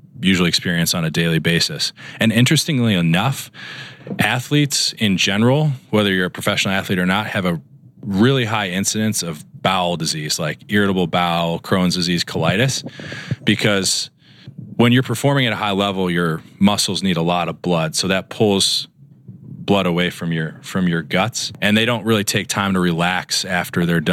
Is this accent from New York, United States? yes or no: no; Chicago, Illinois, United States; moved away as an adult; also born or lived in Dartmouth / Minnesota; now in Los Angeles, United States; I grew up in Chicago, and then I did my residency training at Dartmouth